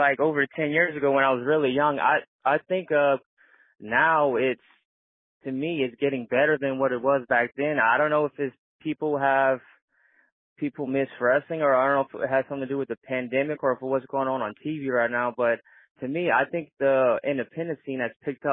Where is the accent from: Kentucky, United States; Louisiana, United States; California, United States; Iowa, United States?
Louisiana, United States; my home state for 225.